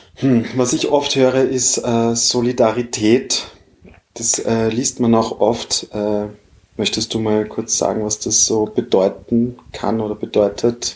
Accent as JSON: {"language": "German", "country": "Austria", "said": "bei uns in Österreich"}